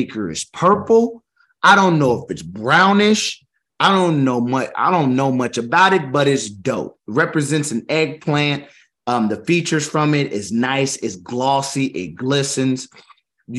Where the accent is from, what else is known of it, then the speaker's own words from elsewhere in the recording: Kansas, United States; I'm from Kansas